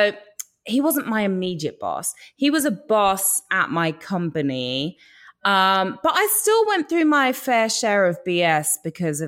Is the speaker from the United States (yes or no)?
no; England, United Kingdom; accent: English; moved away; my English accent